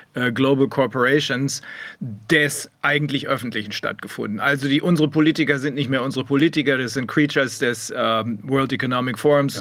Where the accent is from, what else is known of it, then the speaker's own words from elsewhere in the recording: Germany; bei uns in Deutschland